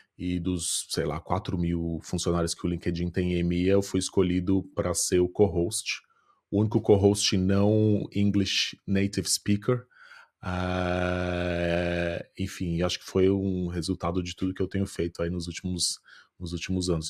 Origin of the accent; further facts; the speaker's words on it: São Paulo, Brazil; accent: Brazilian; moved away as an adult; now in Ireland; vim de São Paulo, sou do Brasil